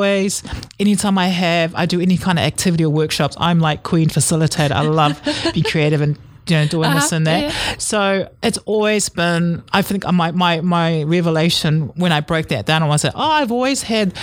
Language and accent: English; New Zealand; I grew up in a real Samoan way of living, and I was born in New Zealand.